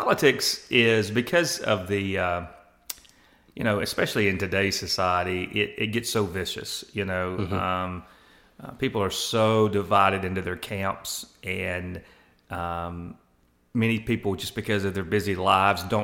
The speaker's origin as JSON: {"language": "English", "town": "Laurel", "region": "Mississippi", "country": "United States", "moved": "as an adult", "lives_now": "Columbus, United States", "said": "I'm originally from Laurel, Mississippi"}